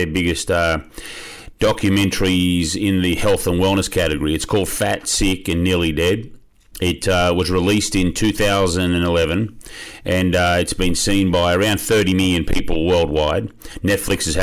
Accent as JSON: {"language": "English", "country": "Australia", "tie": "born or raised there", "said": "I am from Australia, grew up there"}